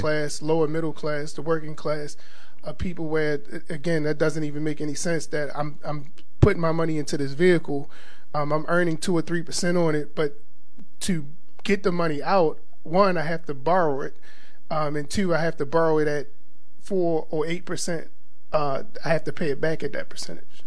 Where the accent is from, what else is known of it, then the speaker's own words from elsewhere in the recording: Baltimore, Maryland, United States; growing up in Baltimore, um, there's two major, major churches.